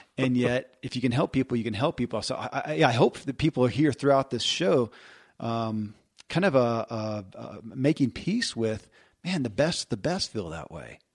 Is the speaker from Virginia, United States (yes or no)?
no; Kentucky, United States; born or raised there